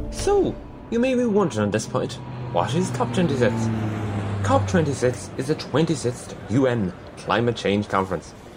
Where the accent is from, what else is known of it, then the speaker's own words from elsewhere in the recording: East Galway, Connacht, Ireland; I'm 16, I'm from East Galway